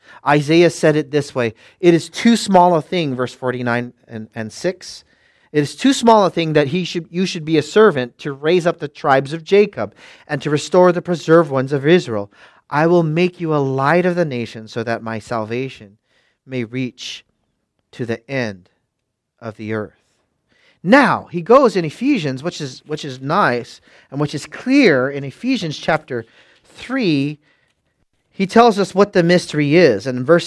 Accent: Philippines; Because I'm from up north. These people are all from down south. I'm Filipino. I have black hair and brown eyes.

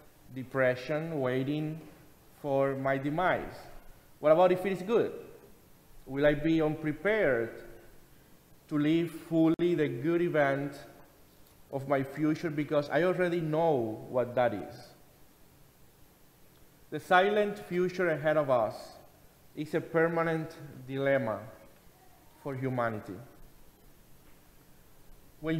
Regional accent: Cuba; moved away; I remember being a teenager in my home country in Cuba and joining my mother especially, going to a fortune teller or spiritist in my hometown

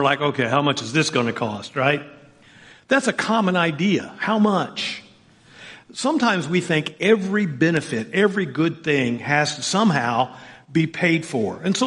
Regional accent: Southern Indiana, United States; I grew up in Southern Indiana

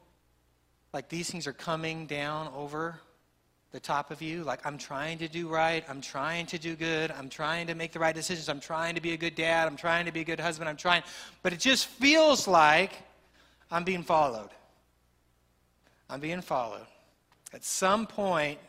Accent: Texas, United States; As a Texan

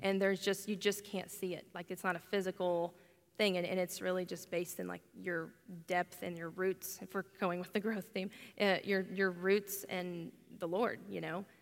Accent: Oklahoma, United States; I'm from Oklahoma, born and raised

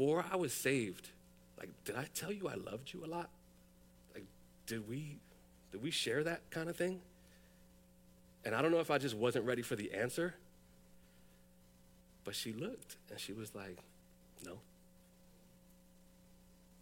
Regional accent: New York City, New York, United States; I was born and raised in the South Bronx

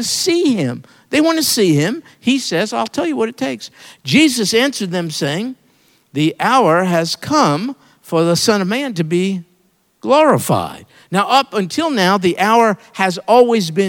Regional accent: New York, United States; I'm from New York

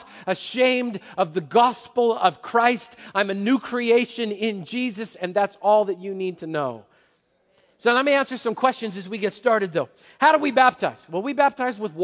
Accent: Canada; moved away; I grew up in Canada as a Montreal Expos fan

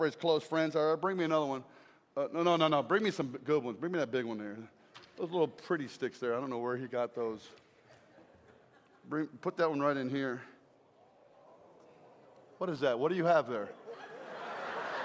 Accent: South Carolina, United States; I come from South Carolina, and it's nasty there

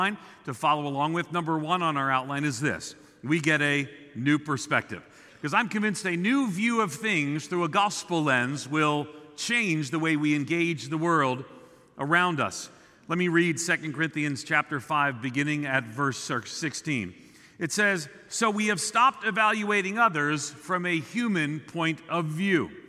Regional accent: Long Island, New York, United States; moved away; I grew up on Long Island outside of New York City. I'm a New Yorker.

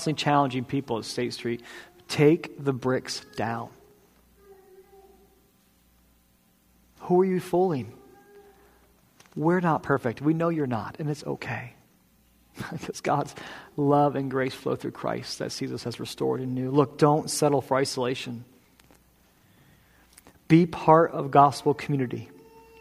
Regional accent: New England, United States; I am a proud New Englander. This is where I'm from.

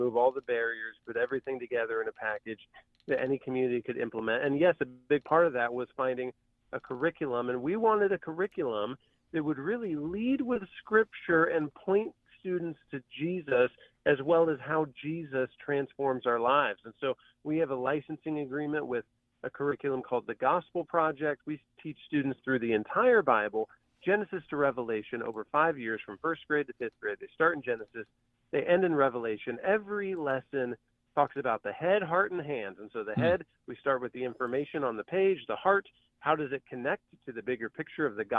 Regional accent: Van Wert, Ohio, United States; my hometown of the small town, Van Wert, Ohio

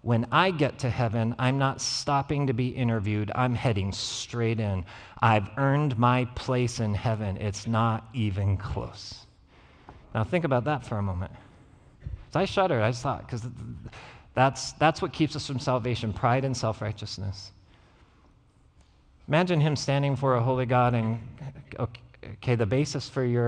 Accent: Gillette, Wyoming, United States; from Gillette, Wyoming

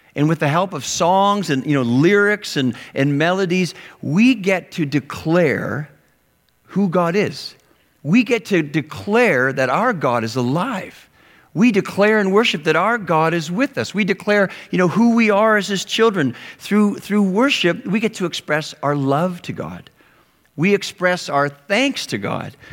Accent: Western Canada, Canada; moved away; I grew up in Western Canada

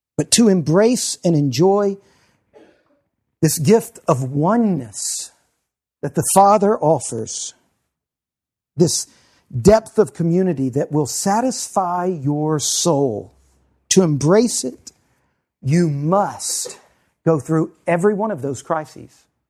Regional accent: United States

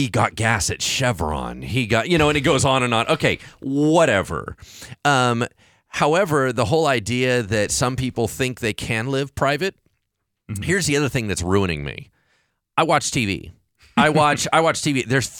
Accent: Hollywood, California, United States; So because I grew up in Hollywood with this idea that you're always being tracked

